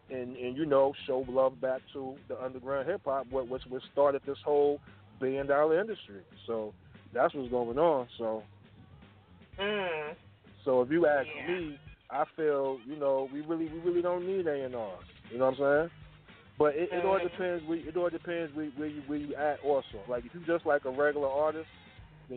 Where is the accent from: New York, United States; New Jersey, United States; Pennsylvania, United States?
New York, United States; New York City; accent: hood twang; I'm from Brooklyn, New York